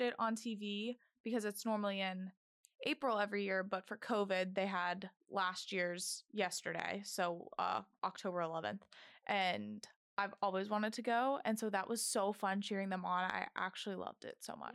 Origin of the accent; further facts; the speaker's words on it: Orlando, Florida, United States; moved away as an adult; now in Boston, United States; I'm from Orlando, Florida, but my family is originally from Boston